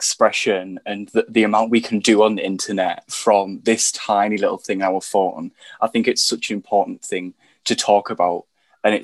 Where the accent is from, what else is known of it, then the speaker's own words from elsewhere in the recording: England, United Kingdom; I'm from good old England.